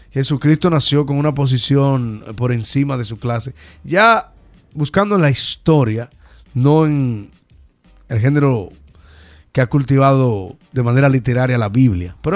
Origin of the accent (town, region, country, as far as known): Dominican Republic